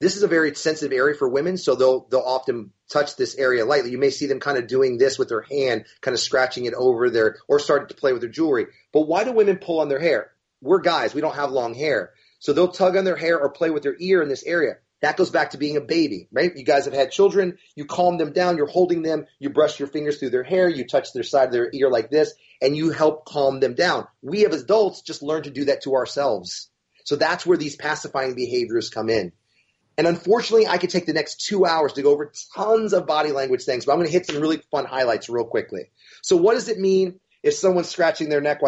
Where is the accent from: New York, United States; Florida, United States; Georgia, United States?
Florida, United States; We're from Florida